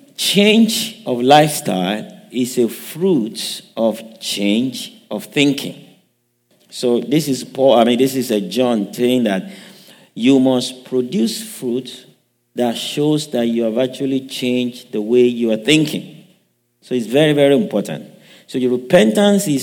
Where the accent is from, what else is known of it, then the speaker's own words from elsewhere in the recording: Western Nigeria, Nigeria; now in United States; I grew up in Nigeria, raised up in the western part of Nigeria